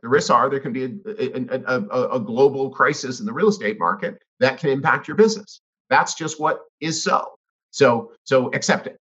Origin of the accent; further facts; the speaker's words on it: Canada; I grew up in Canada.